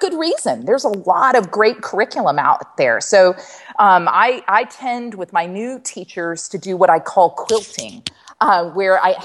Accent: Maryland, United States; now in Lexington, United States; I was born in Maryland.

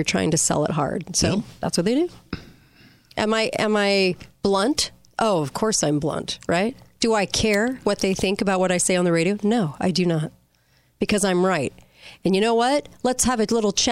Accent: California, United States; moved away; I'm from California

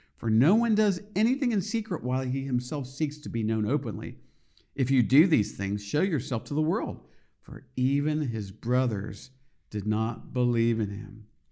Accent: United States; I am an American, I love America

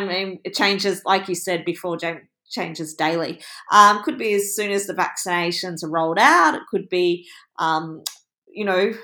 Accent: Australia; I'm Australian

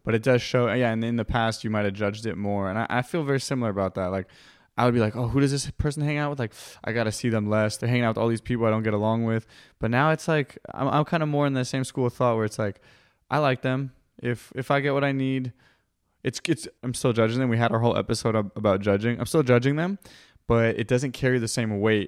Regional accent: California, United States; I'm from California

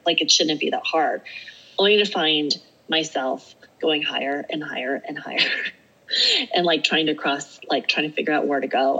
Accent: Alaska, United States; also born or lived in Eugene, Oregon / Portland, Oregon / Salt Lake City, Utah; now in Utah, United States; I live in Utah. I'm from Alaska. You walk out of my front door in Alaska and you're on a hike

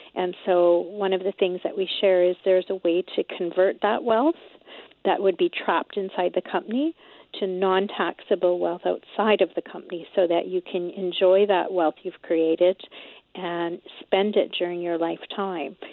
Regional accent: Canada; us Canadians

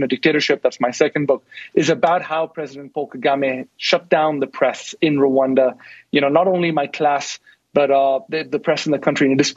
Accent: India; I'm from India

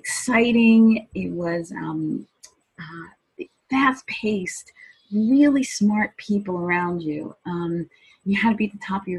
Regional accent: New York City, New York, United States; I was from Brooklyn

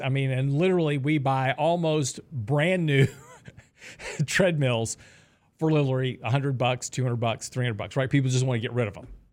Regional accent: Texas, United States; I'm from Texas

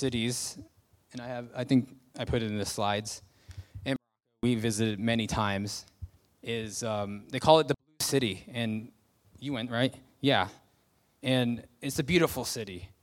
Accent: United States; moved away; I'm a Christian, I'm from America

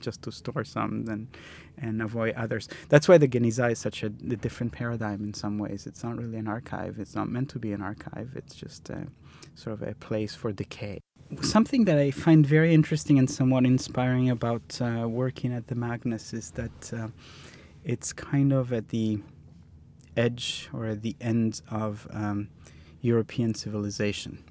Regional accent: Milan, Lombardy, Italy; I grew up in Milan

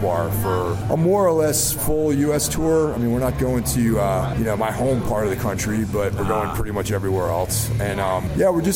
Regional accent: Carmel, New York, United States; now in Brooklyn, United States; But I'm from New York originally. I live in Brooklyn. And I grew up outside the city in a small town called Carmel

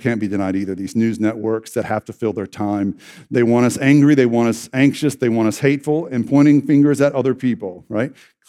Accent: Southern United States, United States; I was raised in the Bible Belt, and I was raised to believe certain things

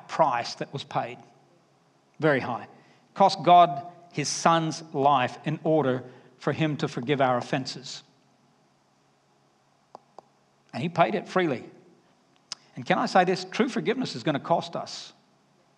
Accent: Alabama, United States; You can pick up my accent, can't you? Because when I get back to Alabama, I'll just come home and say, y'all.

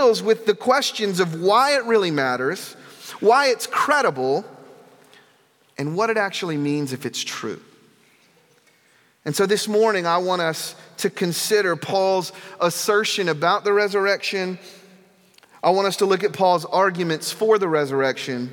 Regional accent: the South, United States; moved away; where I come from, I'm from the South

